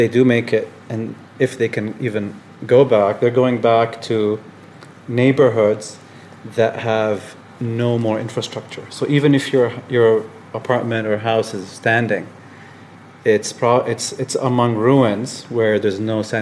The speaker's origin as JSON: {"language": "English", "country": "Jordan", "tie": "born or raised there", "said": "growing up in Jordan as Palestinian, you know, originally"}